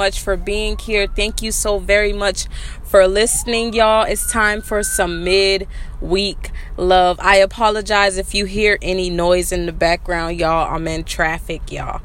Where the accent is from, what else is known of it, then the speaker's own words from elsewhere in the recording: South Carolina, United States; that's the way I talk. I'm from South Carolina